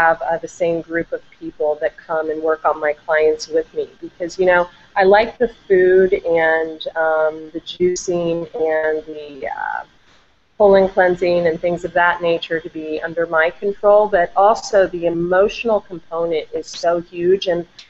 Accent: Vandalia, Ohio, United States; moved away as an adult; also born or lived in Del Mar, California; now in San Diego, United States; I'm from Ohio, a small town, Dayton, Vandalia, Ohio

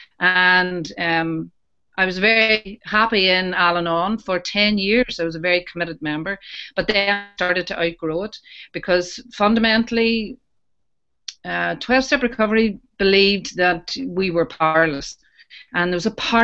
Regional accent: Newcastle, Northern Ireland, United Kingdom; I'm from Newcastle in County Down in Northern Ireland

